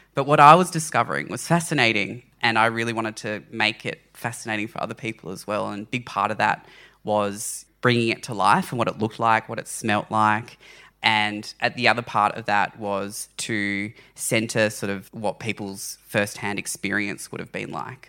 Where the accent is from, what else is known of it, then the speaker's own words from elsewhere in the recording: Launceston, Tasmania, Australia; I grew up in Launceston, Tasmania